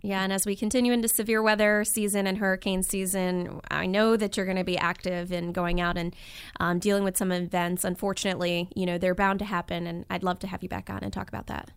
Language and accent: English; Northeast, United States; moved away; growing up in the Northeast